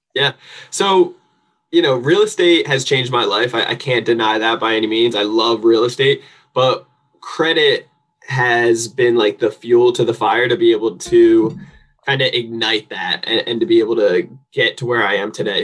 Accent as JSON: {"language": "English", "region": "New Jersey", "country": "United States", "moved": "yes", "lives_now": "San Diego, United States", "said": "I am from New Jersey originally, but I actually live here in sunny San Diego, California."}